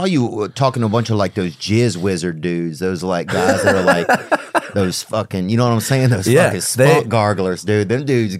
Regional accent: Covington, Louisiana, United States; Because in my town, I grew up in Covington, Louisiana, and they were making the polio vaccine in our town in like the 60s or something

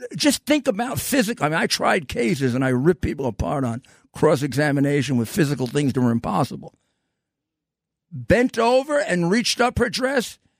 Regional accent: New York City, New York, United States; I am from New York City, come to think of it, and proud of it

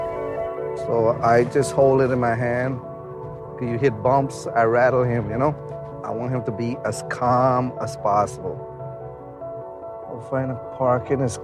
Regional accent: Guyana; now in New York City, United States; I'm from Guyana originally

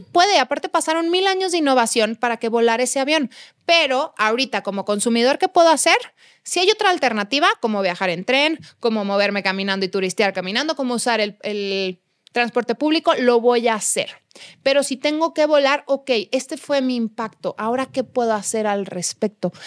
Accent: Guadalajara, Jalisco, Mexico; moved away as an adult; now in Mexico City, Mexico; en casa de mis papás en Guadalajara tengo jardín, tengo espacio

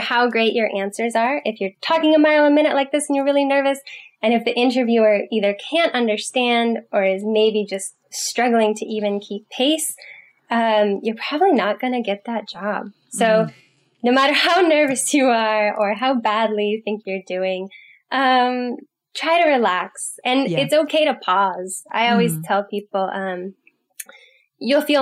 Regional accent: California, United States; I'm from California

